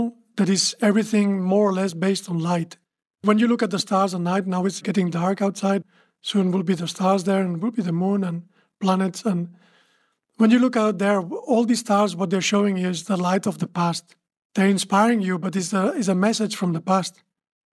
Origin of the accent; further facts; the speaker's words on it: Barcelona, Catalonia, Spain; I'm from Barcelona